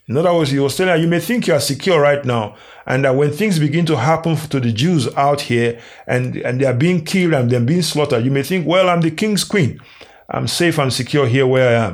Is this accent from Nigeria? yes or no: yes; Nigeria; Nigeria, uh, which is my home country.